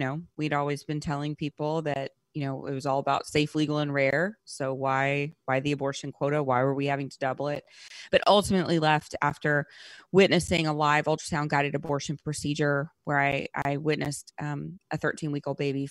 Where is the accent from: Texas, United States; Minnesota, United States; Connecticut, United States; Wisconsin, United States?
Texas, United States; Rockdale; also born or lived in Louisiana; I was born in Texas